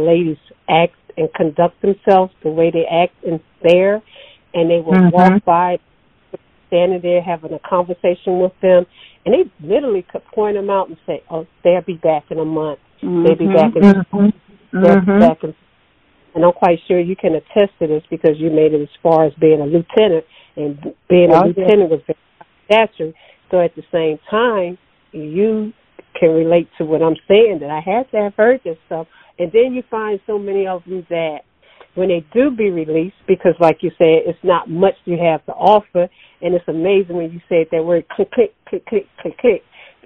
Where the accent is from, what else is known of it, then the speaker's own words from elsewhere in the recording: Sparta, Georgia, United States; I'm from Hancock County, Sparks, Georgia